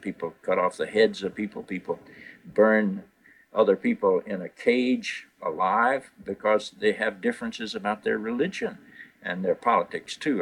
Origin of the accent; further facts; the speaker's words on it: North Carolina, United States; I was raised in North Carolina in what we call the Bible Belt of, of this country.